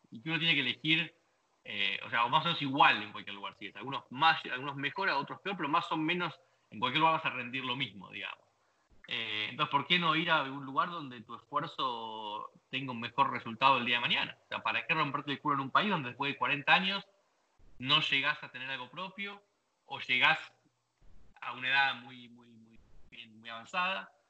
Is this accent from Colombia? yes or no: no; Argentina; moved away; yo me fui eh, de Argentina en el 2002. O sea, realmente romperte el culo todo el día, laburar como negro y no conseguir este, comprarte una casita